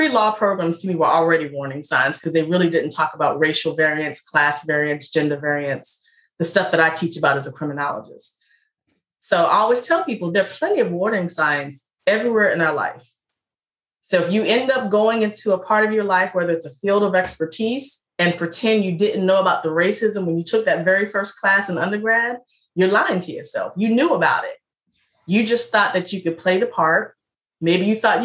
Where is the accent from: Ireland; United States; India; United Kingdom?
United States; Richmond, Virginia; I'm from Richmond, Virginia.